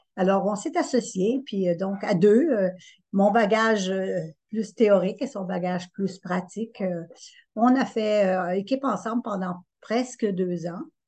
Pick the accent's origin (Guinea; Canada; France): Canada; Estrie, Quebec; je suis allée pratiquer en Estrie parce que c'est ma région d'origine.